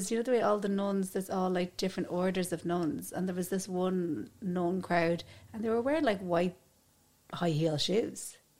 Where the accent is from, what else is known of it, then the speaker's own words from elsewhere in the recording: Dublin, Leinster, Ireland; I'm from Dublin